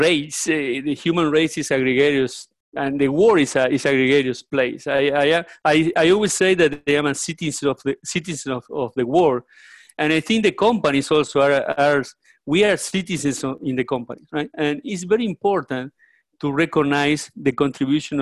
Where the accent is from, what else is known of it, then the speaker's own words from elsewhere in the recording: Uruguay; moved away as an adult; also born or lived in Mexico; now in Florida, United States; I am Uruguayan. I was born in Uruguay, South America.